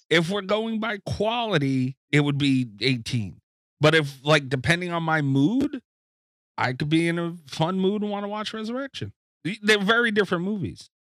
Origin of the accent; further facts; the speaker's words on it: New York, United States; I'm from New York